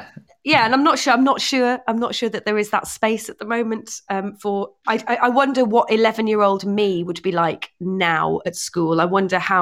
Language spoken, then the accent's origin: English; Northumberland, North East England, United Kingdom; I grew up in Northumberland